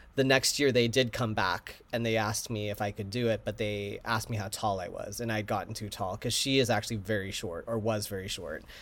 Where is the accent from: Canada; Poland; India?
Canada; Vancouver, British Columbia; also born or lived in New York / Chicago; now in Los Angeles, United States; Vancouver, my hometown